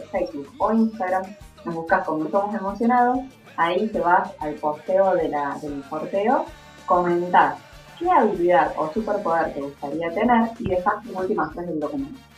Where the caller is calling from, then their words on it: Córdoba, Argentina; Quiero participar por el sorteo … de Córdoba Capital.